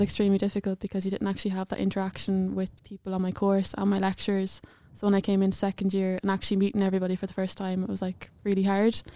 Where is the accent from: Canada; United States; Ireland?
Ireland; Clonbullogue, Leinster; I'm from awfully, I'm from a small little village in Clonbellogue, but I went to secondary school in Saint Mary's, Edenderry